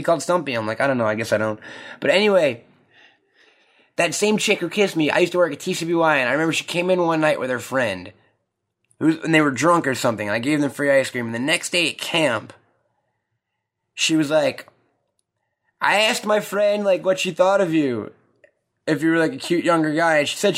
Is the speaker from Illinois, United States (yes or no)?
no; New York, United States; We're from New York